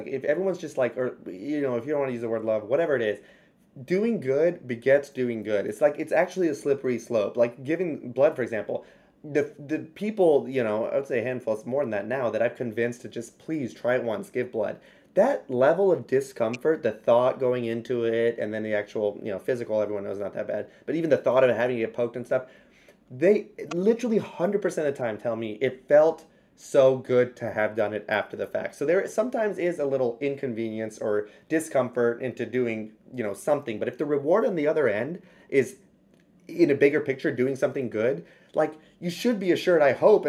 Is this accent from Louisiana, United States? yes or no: yes; Louisiana, United States; I'm from Louisiana.